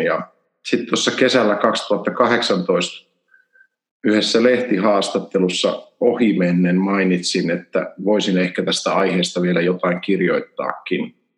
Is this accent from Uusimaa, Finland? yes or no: yes; Helsinki, Uusimaa, Finland; moved away as an adult; also born or lived in Turku; now in Kajaani, Finland; Mä oon Helsingistä kotoisin. Mä oon asunut siellä ensimmäiset 20 vuotta